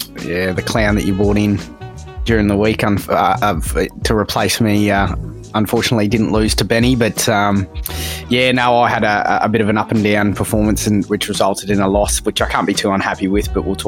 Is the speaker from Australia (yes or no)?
yes; Brisbane, Queensland, Australia; I'm from Brisbane.